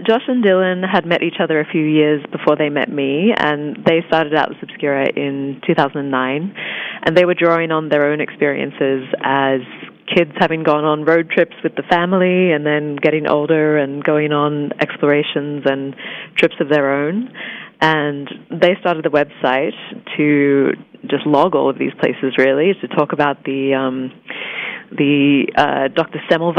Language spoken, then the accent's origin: English; Australia; I think even just growing up in Australia, you're so accustomed to being so far away from most of the world